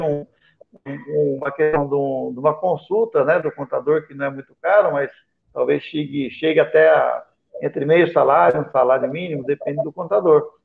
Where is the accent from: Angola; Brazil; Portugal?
Brazil; como brasileiro. Eu quero que o meu povo tenha vida e vida digna